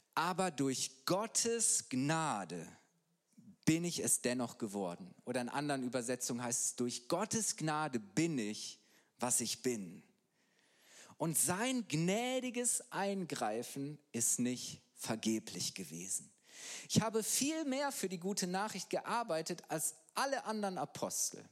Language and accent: German; Halle, North Rhine-Westphalia, Germany; moved away as an adult; now in Bayreuth, Germany; Ich bin eigentlich Ostwestfale, komme aus Halle, Westfalen bei Bielefeld.